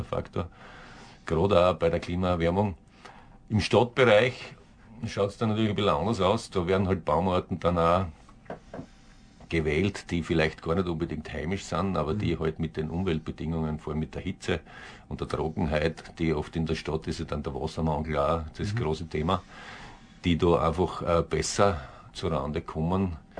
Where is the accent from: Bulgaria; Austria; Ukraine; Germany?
Austria; southern Styria; bei uns in der Südsteiermark unten